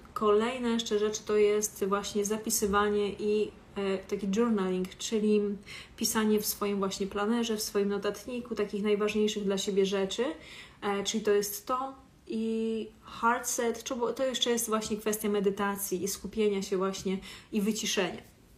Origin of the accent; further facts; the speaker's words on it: Warsaw, Masovian Voivodeship, Poland; jestem z Warszawy